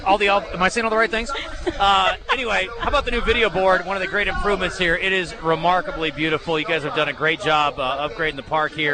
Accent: Iowa, United States; Girl, I'm from Iowa.

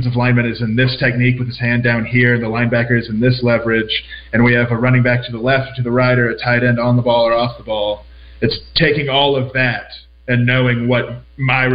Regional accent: Florida, United States; moved away; we're from Florida

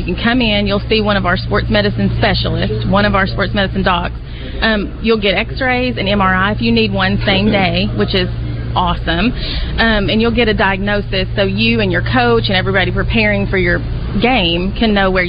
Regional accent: Newport, Arkansas, United States

